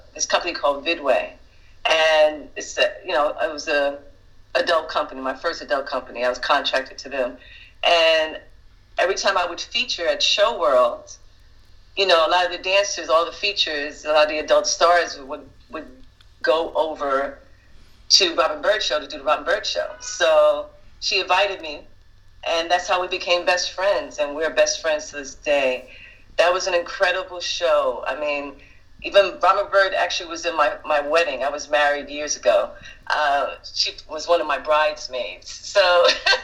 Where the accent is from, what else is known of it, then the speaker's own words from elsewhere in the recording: New York City, New York, United States; also born or lived in Bronx, New York; raised in Brooklyn and Harlem.